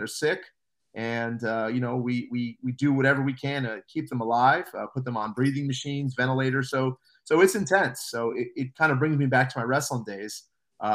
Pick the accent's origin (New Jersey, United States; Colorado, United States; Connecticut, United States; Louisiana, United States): New Jersey, United States; moved away; also born or lived in Pennsylvania; I'm from New Jersey originally.